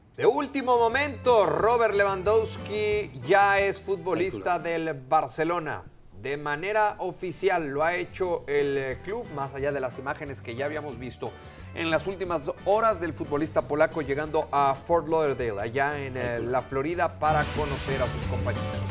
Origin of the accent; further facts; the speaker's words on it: Mexico; nosotros como mexicanos